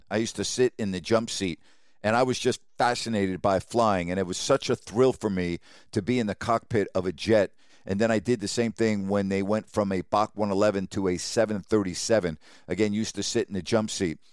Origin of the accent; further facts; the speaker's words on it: Long Island, New York, United States; I grew up on Long Island